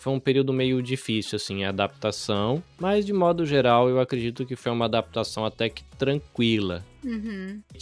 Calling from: Kosai, Shizuoka, Japan; Eu falo da província de Shizuoka, numa cidadezinha pequenininha perto da cidade de Hamamatsu. A cidade se chama Kosai. Tem 60 mil habitantes, é um ovinho.

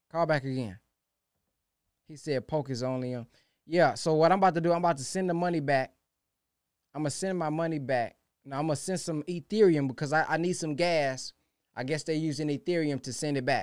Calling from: Baton Rouge, Louisiana, United States; I'm calling from Baton Rouge, Louisiana.

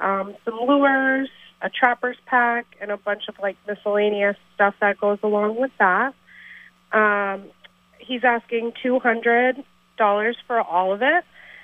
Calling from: St. Albans, Vermont, United States; I'm calling from St. Albans.

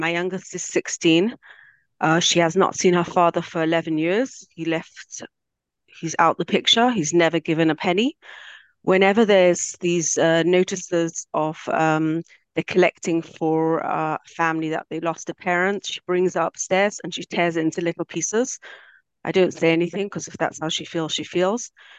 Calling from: Israel; I'm calling from Eretz Yisrael.

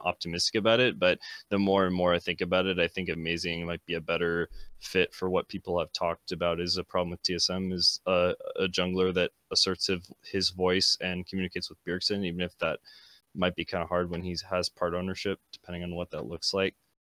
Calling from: Boise, Idaho, United States; Boise, Idaho.

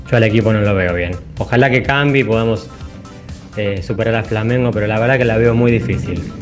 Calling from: Castelar, Buenos Aires Province, Argentina; de Castelar

